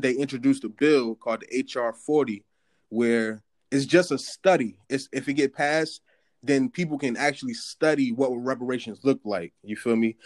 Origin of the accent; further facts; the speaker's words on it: North New Jersey, United States; I'm from North New Jersey